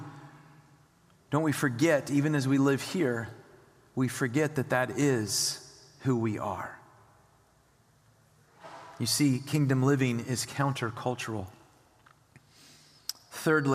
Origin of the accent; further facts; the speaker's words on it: United States; we as American Christians